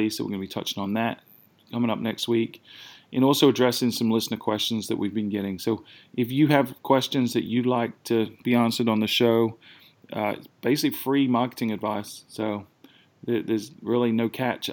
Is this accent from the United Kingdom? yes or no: yes; United Kingdom; now in South Carolina, United States; they're both fellow Brits, so I'm sure they were mocking my accent